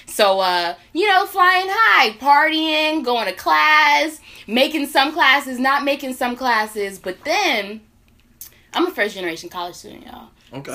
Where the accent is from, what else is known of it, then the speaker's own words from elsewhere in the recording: Northern Virginia, United States; moved away as an adult; now in Greensboro, North Carolina, United States; I'm from Northern Virginia